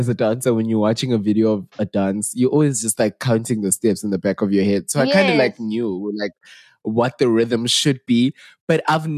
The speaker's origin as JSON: {"language": "English", "country": "South Africa", "said": "we are the real Makoi South Africans."}